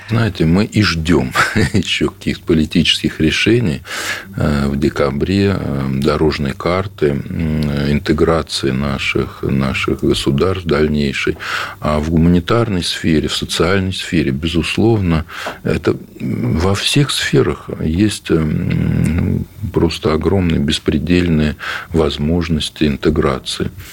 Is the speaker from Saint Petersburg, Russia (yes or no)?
no; Oryol Oblast, Russia; я из Орловской области